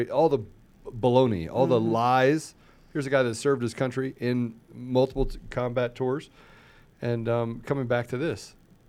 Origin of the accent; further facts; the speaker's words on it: East Coast, United States; Look, I grew up on the East Coast. I have family all the way from New York all the way down to Florida.